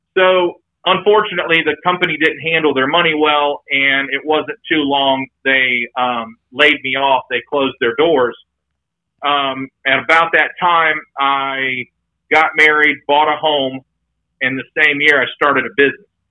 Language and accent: English; Mansfield, Ohio, United States; moved away as an adult; now in Dayton, United States; I'm originally from Mansfield, Ohio, um, and I live in Dayton, Ohio right now